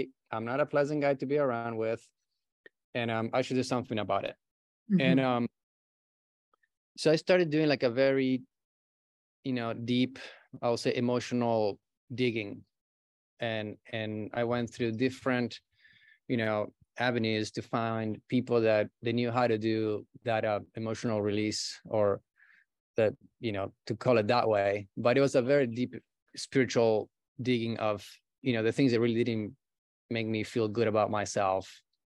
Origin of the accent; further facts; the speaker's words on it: Brazil; English is a second language; moved away as an adult; also born or lived in Buenos Aires, Argentina; now in Los Angeles, United States; Yeah, I was born in Argentina, in Buenos Aires. And when I was an early teenager, I moved to Brazil with my family. And I grew up pretty much over there.